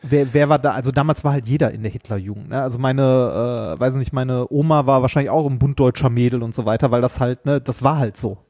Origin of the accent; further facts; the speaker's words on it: Ruhr area, North Rhine-Westphalia, Germany; also born or lived in Essen; wir sind auch im Ruhrgebiet aufgewachsen